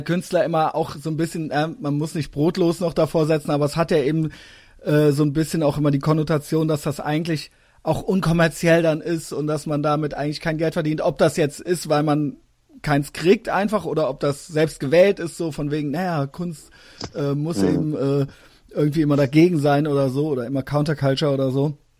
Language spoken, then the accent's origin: German; Koblenz, Rhineland-Palatinate, Germany; moved away; ich bin aus Koblenz